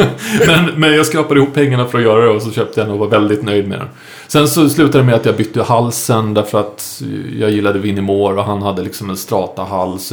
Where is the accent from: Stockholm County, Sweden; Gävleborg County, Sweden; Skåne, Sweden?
Stockholm County, Sweden; Saltsjöbaden; jag är uppvuxen ute i Saltsjöbaden